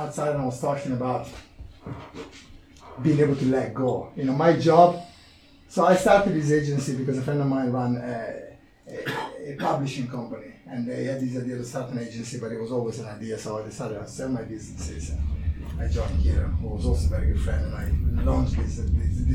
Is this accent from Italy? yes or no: yes; Italy; English is a second language; moved away as an adult; I landed to this country. I couldn't speak English. I was a marketing manager in Italy.